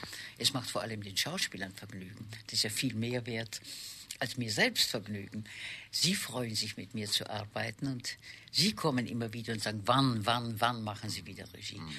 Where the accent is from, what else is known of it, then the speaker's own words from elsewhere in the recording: Vienna, Austria; moved away as an adult; also born or lived in Přerov, Moravia; now in Hamburg, Germany; nachdem ich mit einem halben Jahr nach Wien gekommen bin und meine Geburtsstadt gar nicht kenne, nie in meiner Geburtsstadt, außer meiner Geburt nie dort war, äh, habe ich äh, dies, alle meine Schuljahre in Wien verbracht